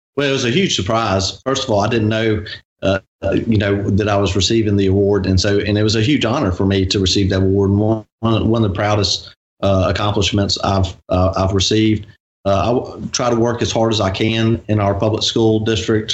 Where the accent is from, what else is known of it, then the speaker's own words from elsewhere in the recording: Gulfport, Mississippi, United States; I was born in Gulfport uh, Memorial Hospital. I grew up on 39th and 10th Street, where my fa- father grew up.